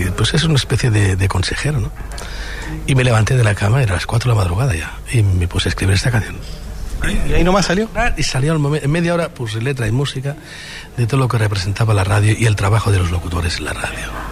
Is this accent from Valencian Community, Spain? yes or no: no; Barcelona, Catalonia, Spain; mi tierra